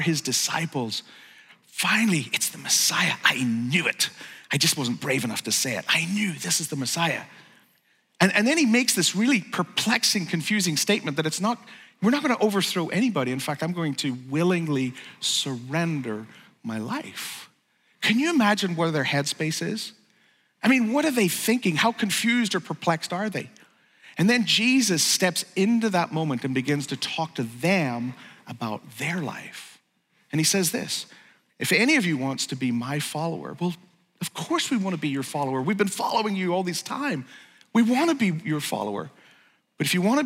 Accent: Northern Ireland, United Kingdom; moved away; I grew up in Northern Ireland, or Ulster

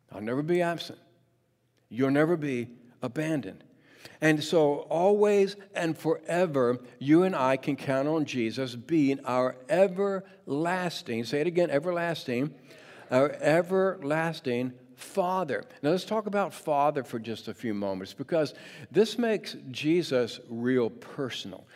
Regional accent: Mechanicsville, Virginia, United States; now in Portland, United States; growing up in Mechanicsville, Virginia.

